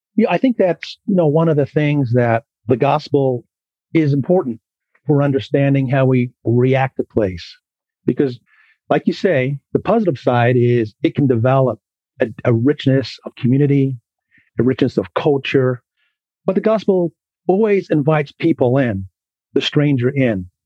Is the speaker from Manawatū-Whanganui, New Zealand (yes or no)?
no; Auckland, New Zealand; accent: New Zealand, Philadelphia East Coast; moved away as an adult; also born or lived in Philadelphia, United States; now in Julian, United States; I grew up in West Auckland but I was really shaped, you know, my identity in New Zealand.